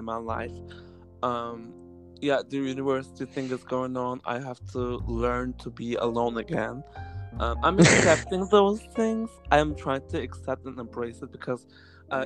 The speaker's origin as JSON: {"language": "English", "town": "Greve", "region": "Zealand", "country": "Denmark", "tie": "born or raised there", "moved": "yes", "said": "I was born in Denmark. I was born in Greve, which is in Denmark. I was raised in a very green"}